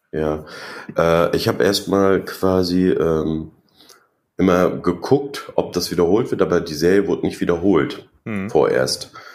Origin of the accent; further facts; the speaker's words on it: Mecklenburg-Vorpommern, Germany; ich komme aus Mecklenburg-Vorpommern und äh, bin ein DDR-Kind